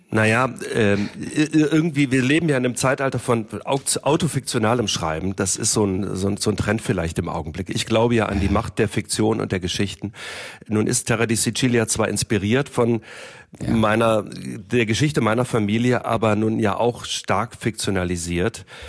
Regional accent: Germany; first language German; Ich äh, bin in Deutschland geboren und aufgewachsen. Deutsch ist meine Muttersprache.

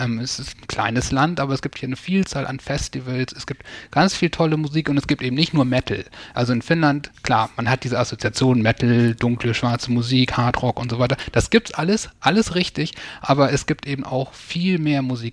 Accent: near East Frisia, rural Lower Saxony, Germany; es öffentlichen Verkehr kurz vor Ostfriesland, wo ich aufgewachsen bin, wenig gab.

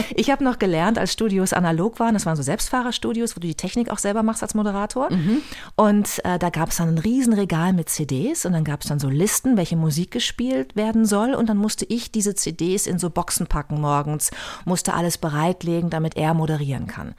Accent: Bad Lippspringe, North Rhine-Westphalia, Germany; moved away as an adult; also born or lived in Paderborn / Münster / Hamburg; Ich bin ja in Bad Lippspringe, einem kleinen Luftkurort, aufgewachsen in der Nähe von Paderborn.

